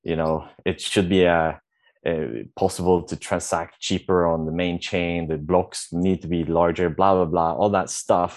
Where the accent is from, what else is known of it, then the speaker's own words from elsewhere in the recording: Sweden; moved away as an adult; now in Vietnam; I'm from Sweden, born and raised. My parents are Polish, and I'm currently living in Vietnam since a couple of years